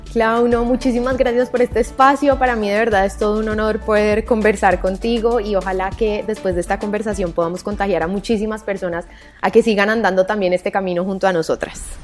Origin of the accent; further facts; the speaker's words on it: Cali, Valle del Cauca, Colombia; yo crecí en Cali